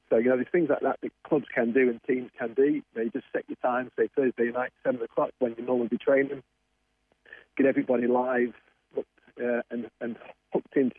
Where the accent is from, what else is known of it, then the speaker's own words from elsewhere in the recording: England, United Kingdom; moved away; I'm obviously from England